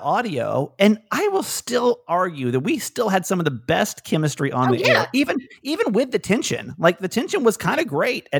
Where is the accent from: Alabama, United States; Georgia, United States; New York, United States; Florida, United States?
Georgia, United States; Atlanta; born or raised there